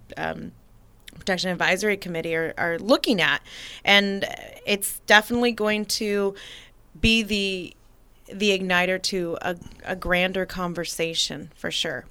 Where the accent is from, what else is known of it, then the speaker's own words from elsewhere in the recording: Napa, California, United States; also born or lived in St. Helena; now in American Canyon, United States; having been born and raised in Napa